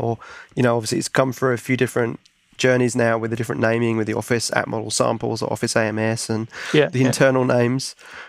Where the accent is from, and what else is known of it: Australia